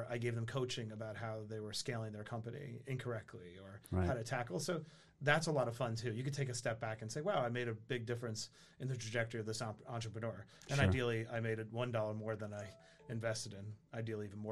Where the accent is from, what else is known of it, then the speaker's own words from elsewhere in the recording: New York City, New York, United States; I grew up in Queens, New York, and product of a broken home